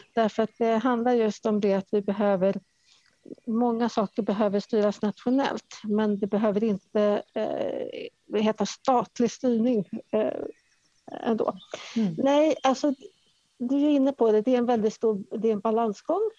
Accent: Stockholm, Stockholm County, Sweden; moved away as an adult; now in Värmland, Sweden; jag är från Stockholm eh, ursprungligen

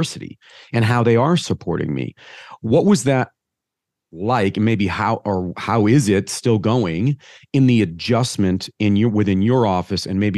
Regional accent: Midwest, United States; I'm a Midwesterner

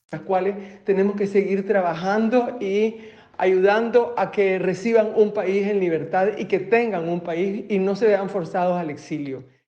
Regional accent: Nicaragua; nosotros los nicaragüenses

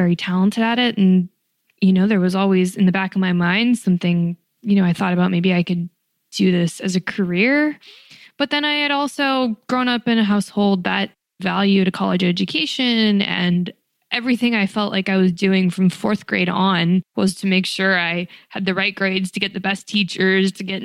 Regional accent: Reno, Nevada, United States; moved away as an adult; also born or lived in New York City; I was born and raised in Reno, Nevada

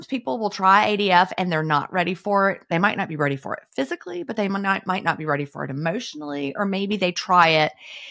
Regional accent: United States; I'm an American

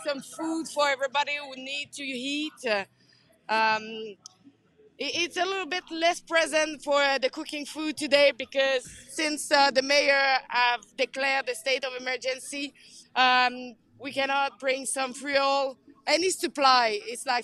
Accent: Canada; We are Canadian.

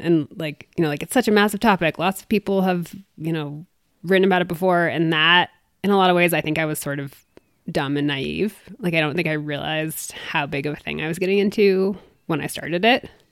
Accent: East Coast, United States; also born or lived in Maine; now in Durango, United States; I'm from the East Coast originally

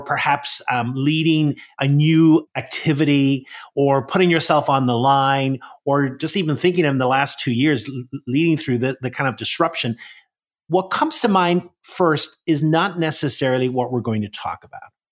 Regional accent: Northern Ireland, United Kingdom; I grew up in Northern Ireland

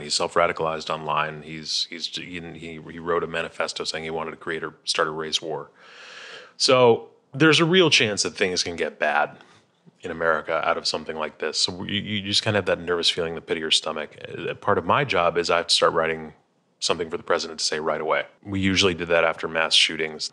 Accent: Chicago, Illinois, United States; we're both from Chicago

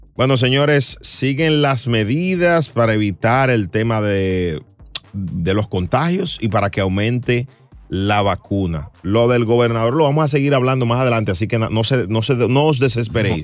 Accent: Puerto Rico; Yo soy boricua

